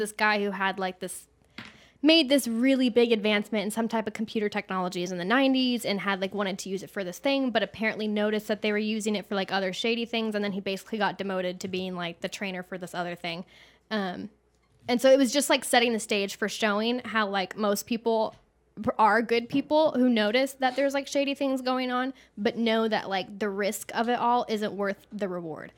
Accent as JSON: {"language": "English", "region": "Texas", "country": "United States", "also_born_or_lived": "Los Angeles, United States", "moved": "as an adult", "said": "I'm from Texas, so I'm not fleeing Los Angeles to come here. I'm coming back"}